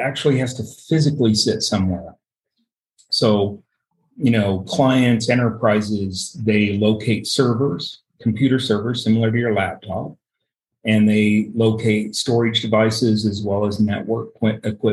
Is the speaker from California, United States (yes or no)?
no; Utah, United States; I grew up here in Utah and I've lived here my entire life.